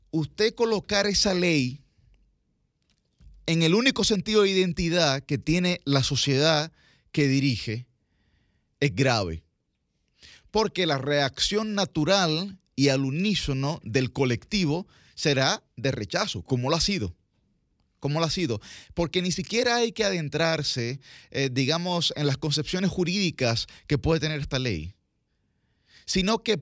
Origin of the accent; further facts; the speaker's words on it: Dominican Republic; nosotros como sociedad dominicana no tenemos una identidad marcada.